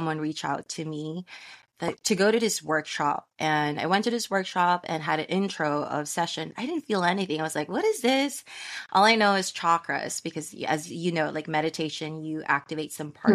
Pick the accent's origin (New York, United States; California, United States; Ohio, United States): California, United States; San Francisco; I'm from San Francisco, California